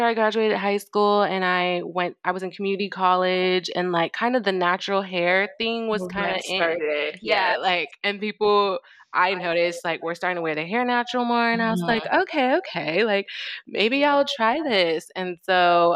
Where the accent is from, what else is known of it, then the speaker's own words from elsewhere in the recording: United States; growing up in the States